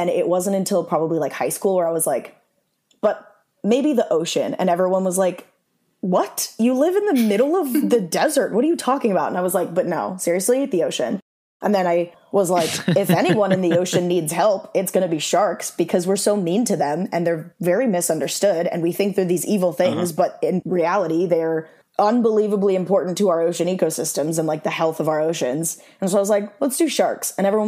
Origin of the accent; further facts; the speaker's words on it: Arizona, United States; also born or lived in Illinois; I lived in Illinois till I was 10. And then I grew up in Arizona after that.